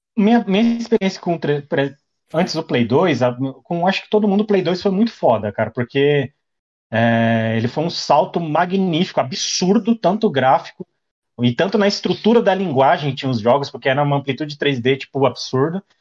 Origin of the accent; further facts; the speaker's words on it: Taboão da Serra, São Paulo, Brazil; Sou de Taboão da Serra, São Paulo